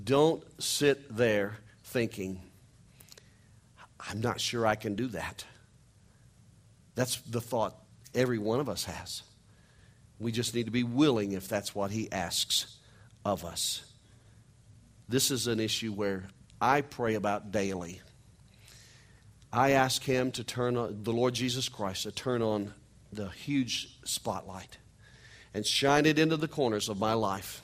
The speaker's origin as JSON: {"language": "English", "region": "Missouri", "country": "United States", "said": "I'm a hillbilly from Missouri"}